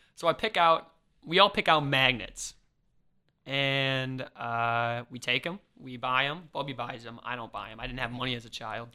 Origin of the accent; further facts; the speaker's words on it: Mokena, Illinois, United States; I'm from Chicago